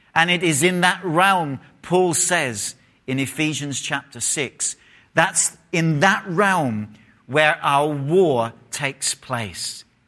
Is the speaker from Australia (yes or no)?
no; England, United Kingdom; moved away; if I was in England, I would have said full stop.